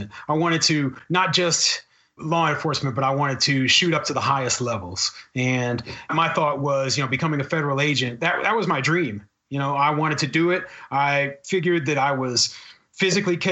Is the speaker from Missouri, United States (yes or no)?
yes; Kansas City, Missouri, United States; moved away as an adult; also born or lived in Arizona / Tucson / Omaha, Nebraska; I had never lived anywhere outside of Kansas City. I'm originally from Kansas City.